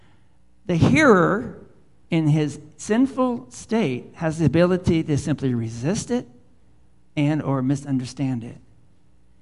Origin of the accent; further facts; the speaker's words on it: South San Francisco, California, United States; I'm a boy from South San Francisco growing up in the concrete.